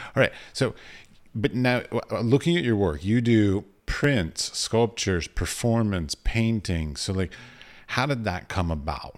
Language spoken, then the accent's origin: English; United States; also born or lived in United Arab Emirates; I'm an American tourist.